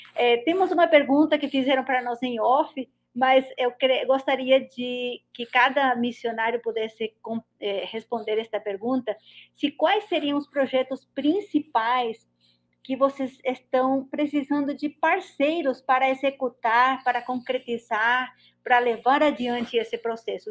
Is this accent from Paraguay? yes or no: yes; Paraguay; eu sou paraguaia também.